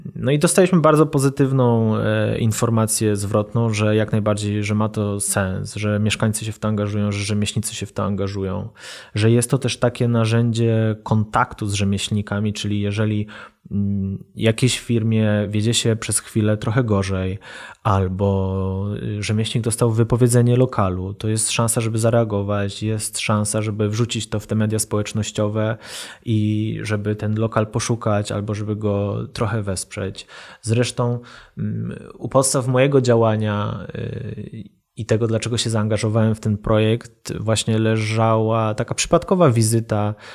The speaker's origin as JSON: {"language": "Polish", "town": "Kraków", "region": "Lesser Poland", "country": "Poland", "tie": "born or raised there", "said": "ja się wychowałem na starym ruczaju"}